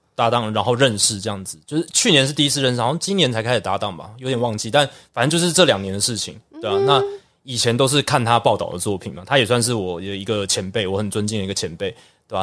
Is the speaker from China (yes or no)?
no; Taiwan; 主要英文都是在台湾学，然后也是台湾土生土长